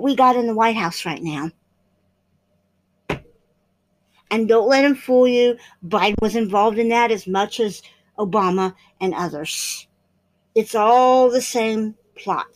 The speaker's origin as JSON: {"language": "English", "country": "United States", "said": "as American people"}